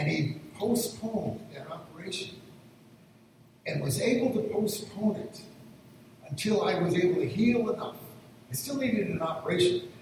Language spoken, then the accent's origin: English; northern Michigan, United States; moved away; the church I'd pretty much grown up in my hometown in northern Michigan